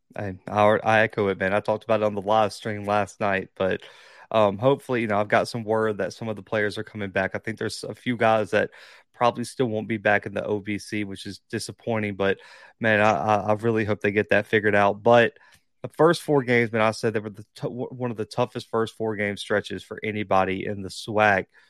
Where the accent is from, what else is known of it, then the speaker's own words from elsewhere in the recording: Mobile, Alabama, United States; I will be in Mobile. But that's where I'm recording right now. That's my hometown